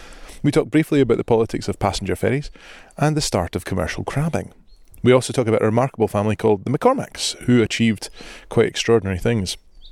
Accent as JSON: {"language": "English", "town": "Greenock", "region": "Scotland", "country": "United Kingdom", "tie": "born or raised there", "said": "I was born in the Rankin."}